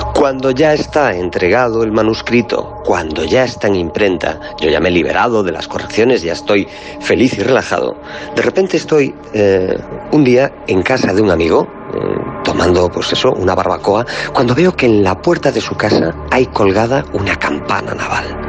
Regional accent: Galicia, Spain; soy gallego

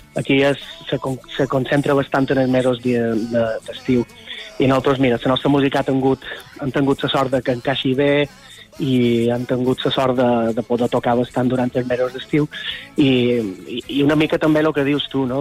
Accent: Son Servera, Balearic Islands, Spain; nosaltres som de Son Cervera, de Llevant mallorquí, i allà en el litoral de Son Cervera, la eh, joia de la corona és una petita cala que seria Esport Nou, que és on nosaltres vàrem passar la infància

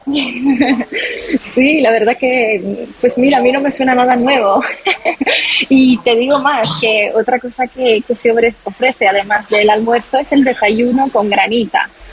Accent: Palermo, Sicily, Italy; accent: Italian; Spanish is a second language; moved away as an adult; now in Madrid, Spain; yo también quizás se nota por mi acento. Eh, soy italiana, soy de Sicilia

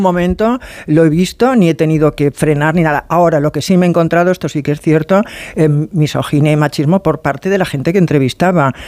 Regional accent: Barcelona, Catalonia, Spain; vivo en provincia, soy de Barcelona

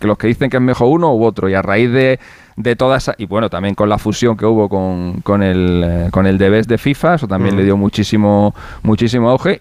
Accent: Spain; somos españoles

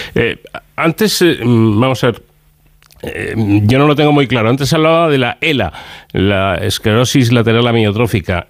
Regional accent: Ávila, Castile and León, Spain; tengo a alguien de, mi tierra

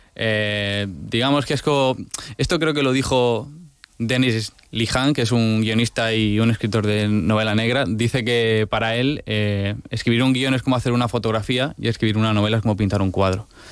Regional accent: Region of Murcia, Spain; cómo somos los murcianos

